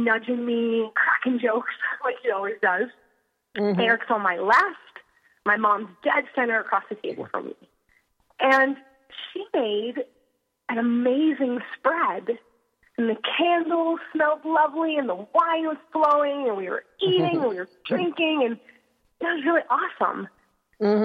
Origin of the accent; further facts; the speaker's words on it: Pennsylvania, United States; moved away; I'm originally from Pennsylvania.